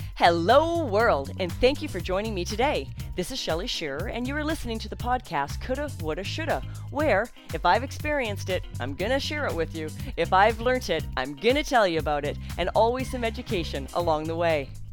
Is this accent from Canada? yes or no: yes; Canada; I'm Canadian, and, uh, born and raised Canadians here for a number of generations.